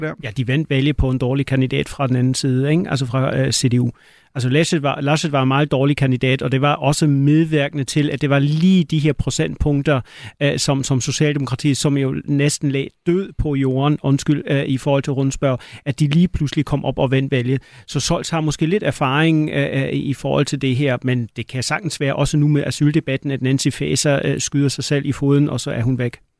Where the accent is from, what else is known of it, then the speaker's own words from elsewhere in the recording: Schleswig-Holstein, Germany; nu kommer jeg fra Slesvig Holsten